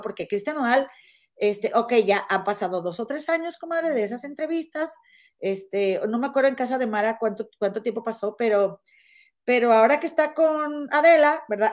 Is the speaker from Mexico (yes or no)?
yes; Monterrey, Nuevo León, Mexico; moved away as an adult; now in United States; yo soy de Monterrey